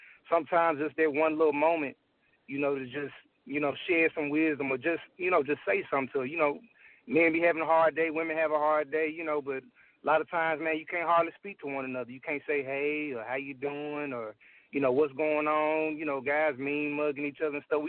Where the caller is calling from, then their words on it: Memphis, Tennessee, United States; Oh, I'm in Memphis right now.